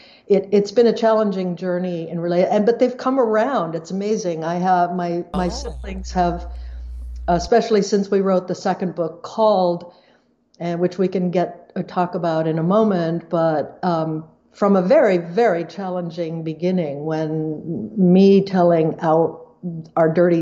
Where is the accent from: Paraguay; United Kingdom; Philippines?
Paraguay; I grew up in Paraguay. I grew up on a leprosy camp. I grew up in a Low German Mennonite community.